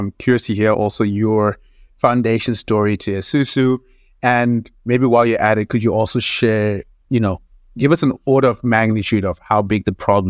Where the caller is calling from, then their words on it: Philadelphia, Pennsylvania, United States; I'm calling in from Philadelphia.